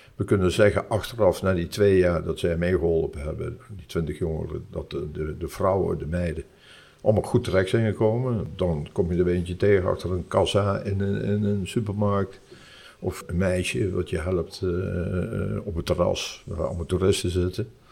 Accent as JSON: {"language": "Dutch", "town": "Nijmegen", "region": "Gelderland", "country": "Netherlands", "tie": "born or raised there", "moved": "as an adult", "lives_now": "Curaçao", "said": "ik ben Nijmegenaar."}